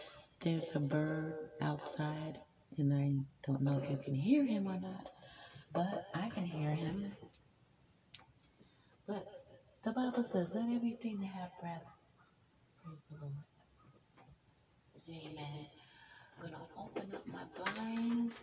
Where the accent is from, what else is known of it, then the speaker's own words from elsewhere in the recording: Maryland, United States; moved away as an adult; now in New York, United States; I was born on a military base, Aberdeen Proving Grounds, Maryland. I went to school in Maryland. I went to college in Maryland.